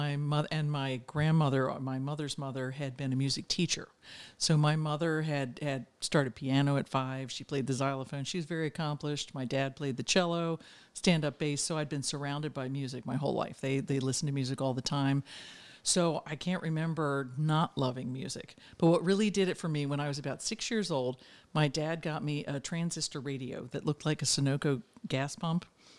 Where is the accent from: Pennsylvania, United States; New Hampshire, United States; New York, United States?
Pennsylvania, United States; Part of it in Pennsylvania. I've moved around a lot, but my early years in Pennsylvania outside Philadelphia. But I'm a suburban girl